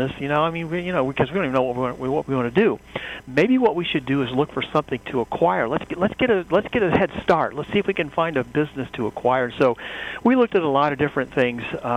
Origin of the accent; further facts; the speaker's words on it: Wabash, Indiana, United States; I grew up in a town in northern Indiana, Wabash, Indiana